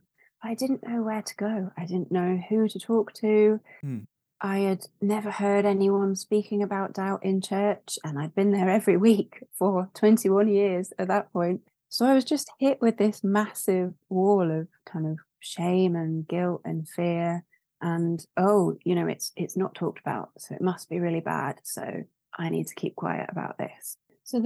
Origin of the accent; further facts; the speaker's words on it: London, United Kingdom; now in York, United Kingdom; I'm originally from London